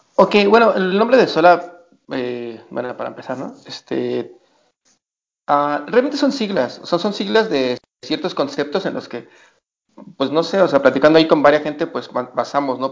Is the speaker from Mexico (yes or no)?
yes; Mexico; somos mexicanos